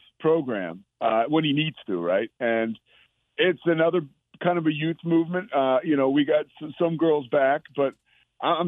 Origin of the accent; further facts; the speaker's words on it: outside of Philadelphia, Pennsylvania, United States; now in Waco, United States; growing up outside of Philadelphia